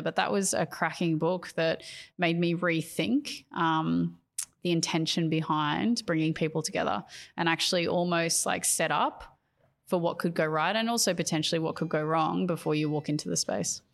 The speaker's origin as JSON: {"language": "English", "country": "Australia", "said": "being an Australian educator"}